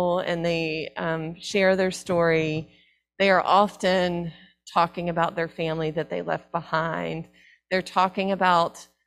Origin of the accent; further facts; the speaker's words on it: the South, United States; I'm from the South